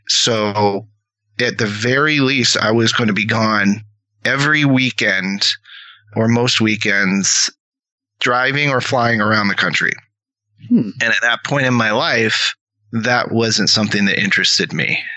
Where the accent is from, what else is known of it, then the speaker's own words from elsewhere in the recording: rural Washington State, United States; also born or lived in Seattle; I was from Washington State, okay. rural Washington State.